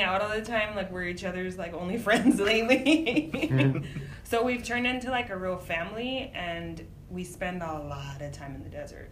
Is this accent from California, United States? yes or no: yes; Imperial Valley, California, United States; I was raised on the border. I was raised in Imperial Valley